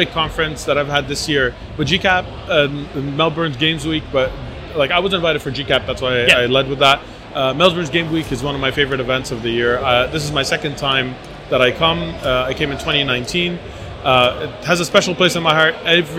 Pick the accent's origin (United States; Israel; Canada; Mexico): Canada; Montreal, Quebec; And I'm from Montreal, Canada.